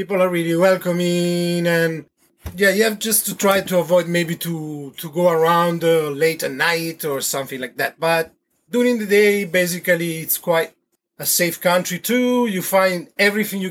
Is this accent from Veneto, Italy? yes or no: yes; Verona, Veneto, Italy; English is a second language; moved away as an adult; also born or lived in Havana, Cuba; now in French Polynesia; I was born originally from Verona, Italy. I left Italy around the 20s then and start to travel.